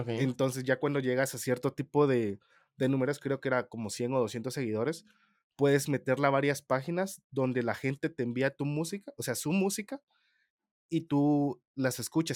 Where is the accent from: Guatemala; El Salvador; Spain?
Guatemala; soy el típico guatemalteco que es mil usos